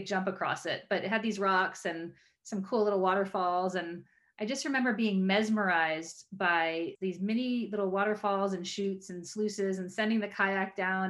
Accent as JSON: {"language": "English", "region": "East Coast", "country": "United States", "tie": "born or raised there", "said": "I grew up on the East Coast and got a chance to float the Copper River."}